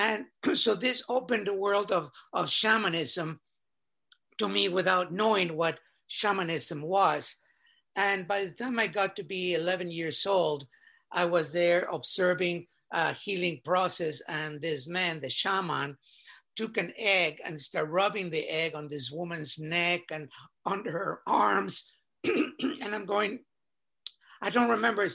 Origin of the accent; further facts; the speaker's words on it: Mexico City, Mexico; I was born in Mexico City, and was fortunate to have been born in a very well-to-do family